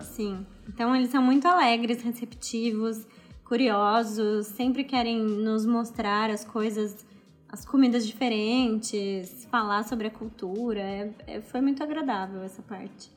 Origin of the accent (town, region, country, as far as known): Brazil; also born or lived in Australia; now in Indonesia